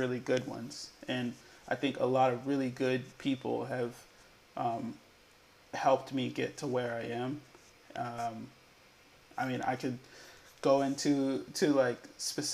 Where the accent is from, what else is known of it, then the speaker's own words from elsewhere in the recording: Boston, Massachusetts, United States; Born and raised in Boston, Massachusetts.